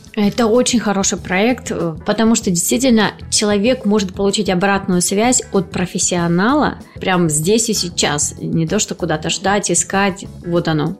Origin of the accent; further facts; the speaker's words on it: Krasnodar Krai, Russia; accent: southern; в нашем регионе, регионе кубанском, да, есть особый говор